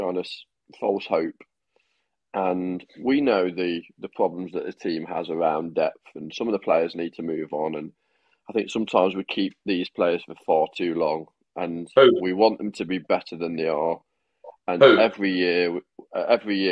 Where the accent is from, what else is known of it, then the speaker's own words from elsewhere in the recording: United Kingdom; I'm British